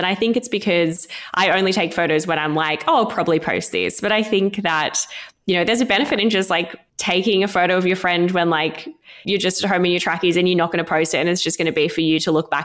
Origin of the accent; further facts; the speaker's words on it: regional New South Wales, Australia; moved away as an adult; now in Sydney, Australia; I'm not from Sydney, I'm from regional New South Wales, and I remember moving to Sydney at 19